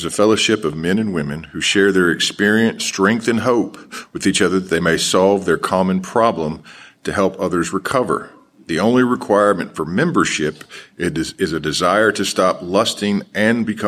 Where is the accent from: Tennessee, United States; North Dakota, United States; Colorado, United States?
Tennessee, United States; Nashville; I am from Nashville, Tennessee. This is where I got sober.